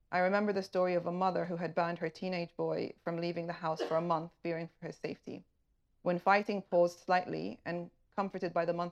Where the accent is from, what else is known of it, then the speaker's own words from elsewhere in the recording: Tripoli, Tripoli District, Libya; from Tripoli, Libya, and I was due to be with you this evening